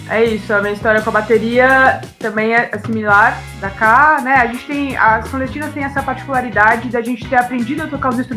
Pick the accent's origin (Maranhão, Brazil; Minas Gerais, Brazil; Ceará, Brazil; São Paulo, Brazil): São Paulo, Brazil; moved away as an adult; now in Jundiaí, Brazil; a gente mora em Jundiaí já, aqui na região, é, há mais de 10 anos. Mas eu, eu, sou de São Paulo, mas eu moro aqui